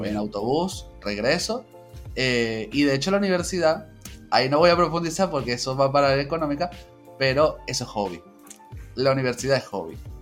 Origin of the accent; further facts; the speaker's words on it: Caracas, Capital District, Venezuela; yo soy de, la capital, entonces yo soy de Caracas, tengo 32 años